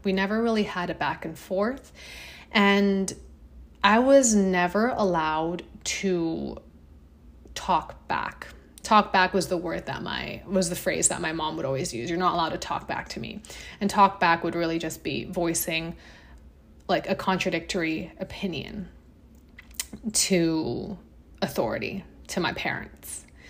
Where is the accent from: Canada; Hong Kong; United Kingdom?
Hong Kong; I grew up in Hong Kong